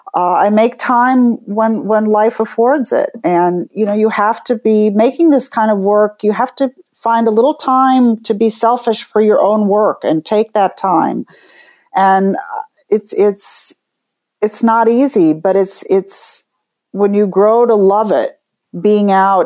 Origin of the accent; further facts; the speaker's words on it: New York, United States; But I get off the hook, I guess, because I'm a New Yorker